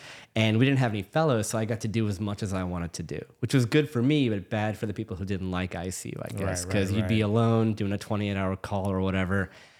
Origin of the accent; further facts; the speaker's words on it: New Orleans, Louisiana, United States; but I'm born and raised in New Orleans. So I'm pretty much full on New Orleanian, I think. I was born and raised here. I was actually born at Tulane